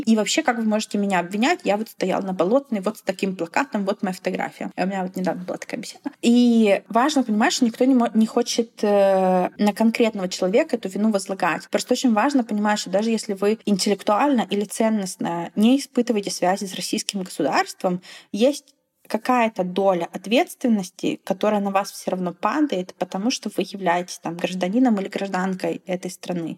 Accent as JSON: {"language": "Russian", "country": "Belarus", "moved": "yes"}